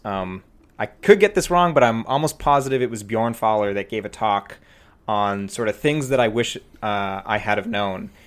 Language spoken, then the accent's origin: English; Prince George, British Columbia, Canada; moved away as an adult; also born or lived in Vancouver / Bay Area; now in Toronto, Canada; it's a small city called Prince George